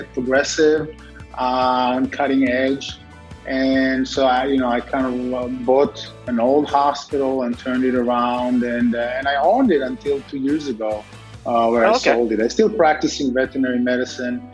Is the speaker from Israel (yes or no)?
yes; Israel; moved away; As a kid, I grew up in Israel